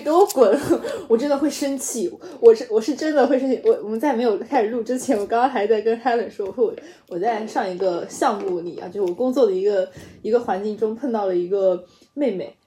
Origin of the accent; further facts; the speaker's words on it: Guizhou, China; 我贵州人嘛，就口音也本来也很像